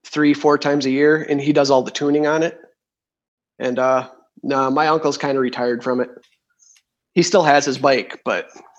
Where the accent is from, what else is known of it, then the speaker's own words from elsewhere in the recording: Freedom, Wisconsin, United States; Michelle and Missy gave me that nickname. I'm a machinist from Freedom, Wisconsin, which is a small town between Green Bay and Appleton.